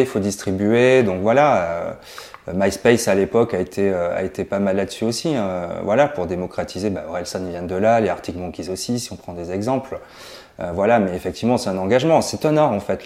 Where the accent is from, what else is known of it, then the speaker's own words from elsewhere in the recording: Toulouse, Occitania, France; je suis toulousain.